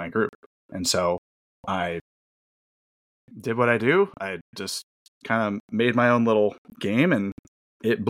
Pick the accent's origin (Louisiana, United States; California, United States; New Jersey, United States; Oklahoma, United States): California, United States; Bay Area; I'm from the Bay Area